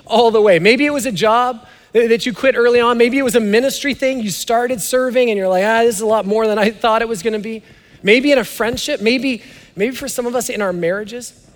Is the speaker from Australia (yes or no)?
no; Canada; now in United States; I'm Canadian